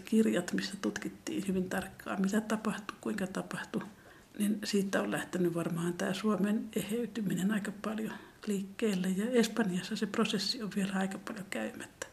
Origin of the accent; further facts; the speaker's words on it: Tampere, Pirkanmaa, Finland; mitä mä muistan 70-luvun Tampereelta